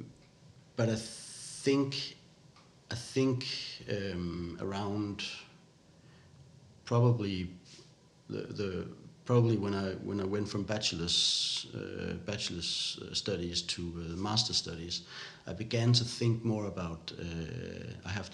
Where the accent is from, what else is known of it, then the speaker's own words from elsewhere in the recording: Odense, Southern Denmark, Denmark; English is a second language; also born or lived in Canada; where I grew up here in Odense